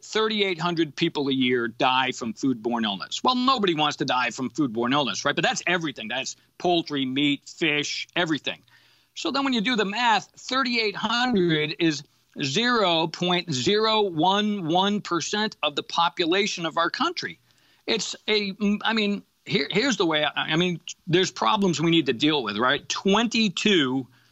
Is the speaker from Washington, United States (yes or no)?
no; Massachusetts, United States; I grew up in Massachusetts